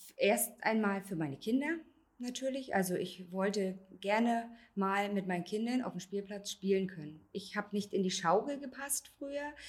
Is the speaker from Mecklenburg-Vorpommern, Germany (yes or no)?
yes; Wolgast, Mecklenburg-Vorpommern, Germany; ich bin 34 Jahre alt, ich komme aus Wolgast.